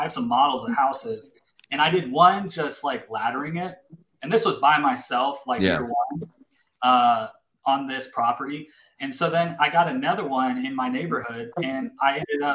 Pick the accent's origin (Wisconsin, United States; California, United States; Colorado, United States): Colorado, United States; Colorado Springs; also born or lived in Louisiana; now in Texas, United States; I grew up in Colorado Springs, and then I went to Louisiana, and then I came to Texas.